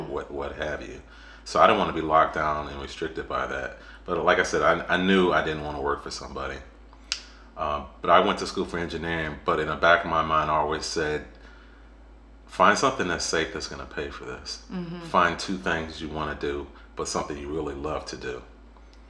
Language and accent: English; Detroit, Michigan, United States; I grew up in Detroit, Michigan